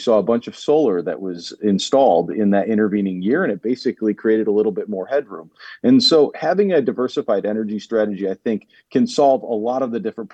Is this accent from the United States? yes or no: yes; Rust Belt in Northeast U.S., United States; moved away as an adult; given my upbringing and where I'm from, I come from the Rust Belt in Northeast U.S.